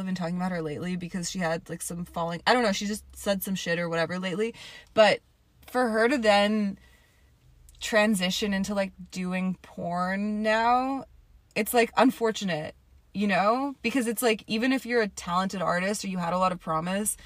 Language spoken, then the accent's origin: English; Toronto, Ontario, Canada; now in Atlanta, United States; I am originally from Toronto